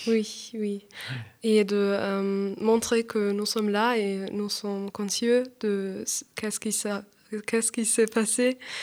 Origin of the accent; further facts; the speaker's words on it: Augsburg, Bavaria, Germany; French is a second language; moved away as an adult; now in Paris, France; Je viens d'Augsbourg, c'est une ville en Bavière